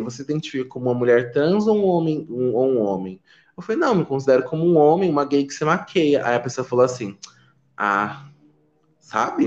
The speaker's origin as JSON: {"language": "Portuguese", "region": "São Paulo", "country": "Brazil", "tie": "born or raised there", "also_born_or_lived": "Pernambuco", "said": "eu também nasci lá em Pernambuco. Ah, nasci lá, nasci lá, mas eu vim para São Paulo muito muito criança, assim, com dois anos de idade. Então, eu quase não tenho sotaque"}